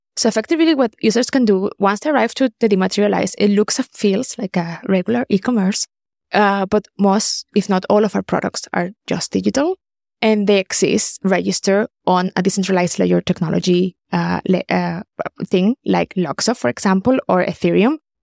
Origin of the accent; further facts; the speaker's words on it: Caracas, Capital District, Venezuela; moved away as an adult; also born or lived in Germany; I'm originally from Caracas, Venezuela.